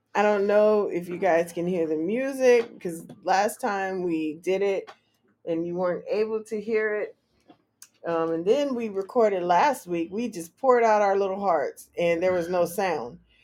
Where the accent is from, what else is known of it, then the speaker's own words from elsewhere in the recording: California, United States; moved away as an adult; now in Washington, D.C., United States; I'm from Cali